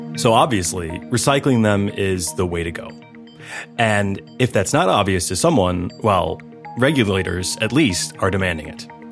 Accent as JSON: {"language": "English", "country": "United States"}